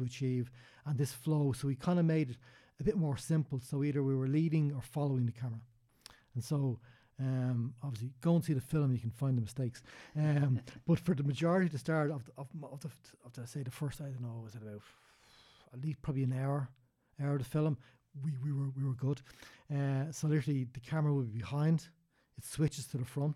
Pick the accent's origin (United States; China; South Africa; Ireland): Ireland; Dublin, Leinster